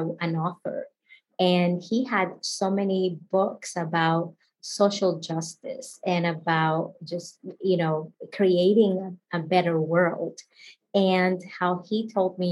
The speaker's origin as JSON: {"language": "English", "country": "Dominican Republic", "tie": "born or raised there", "first_language": "Spanish", "second_language": "English", "moved": "as an adult", "lives_now": "United States", "said": "I grew up in the Dominican Republic."}